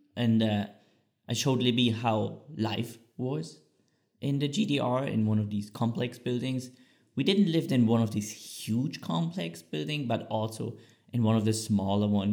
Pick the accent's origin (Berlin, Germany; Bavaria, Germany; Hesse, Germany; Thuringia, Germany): Thuringia, Germany; Bad Salzungen; English is a second language; moved away as an adult; also born or lived in Switzerland; Bad Salzung, what is a small town in Thüringen, very close to Eisenach. So if people know the Wartburg, or where Martin Luther translated the Bible, that's very close where I grew up